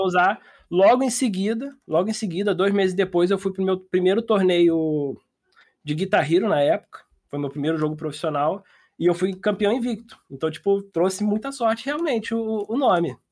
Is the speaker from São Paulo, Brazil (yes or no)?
no; Niterói, Rio de Janeiro, Brazil; E eu sou de Niterói